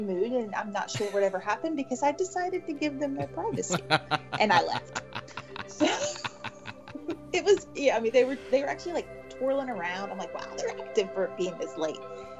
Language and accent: English; Florida, United States; I grew up in Florida, and I grew up with manatees. I lived on a creek that was right off of the St. John's River, so we saw manatees all the time